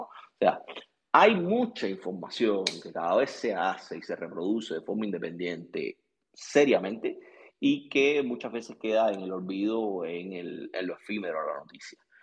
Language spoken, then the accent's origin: Spanish; Cuba; moved away; yo soy cubano